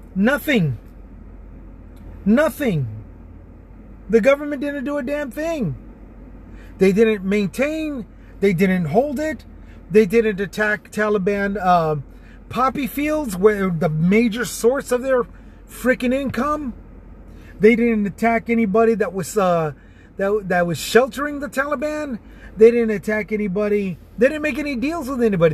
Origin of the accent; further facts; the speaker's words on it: Texas, United States; also born or lived in San Antonio; my home state of Texas